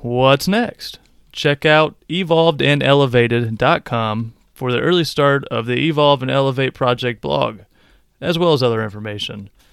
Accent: Quincy, Illinois, United States; also born or lived in Decatur, Illinois; I was born in Decatur, Illinois. My parents divorced at age three, and I was raised by my mother for the next ten years or so. We lived in poverty in the town of Quincy, Illinois.

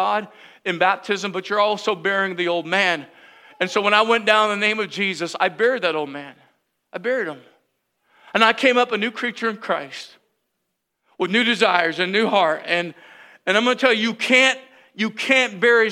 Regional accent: United States; I'm American

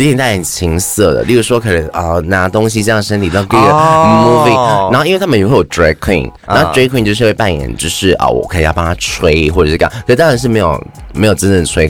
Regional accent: Thailand; 对啊，我就是泰国人。

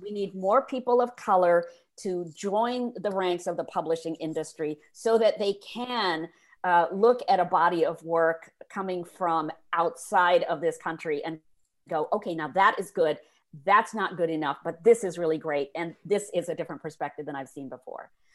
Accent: India; moved away; I grew up in India in the fifties and sixties

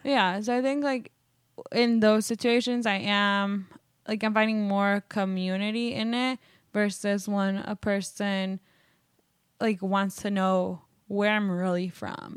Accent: Wisconsin, United States; moved away; also born or lived in Mexico; I was born in Mexico, um, and I actually was, like, grew up in, in Wisconsin

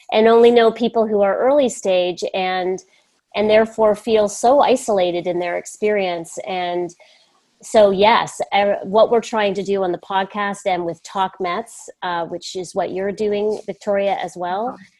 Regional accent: Canada; also born or lived in United States; I'm Canadian. That's another thing that's pretty important. I'm Canadian and American, and uh, all my family's in Canada

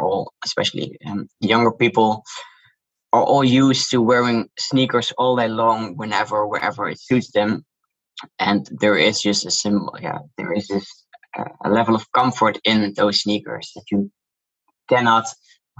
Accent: Netherlands; accent: Dutch; English is a second language; You can hear from my accent, I'm Dutch. And I also grew up in Holland

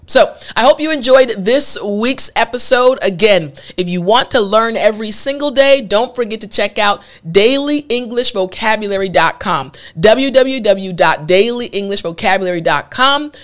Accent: United States; first language English; as native English speakers, as an American

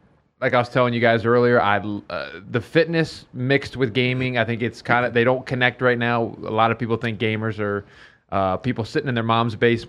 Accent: Baltimore area, Maryland, United States; I'm from Baltimore.

